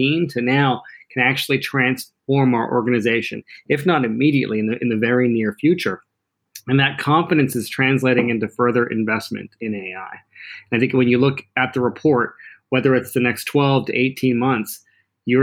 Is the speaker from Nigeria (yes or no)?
no; Canada; growing up in Canada, my dream job was to play for my hometown hockey team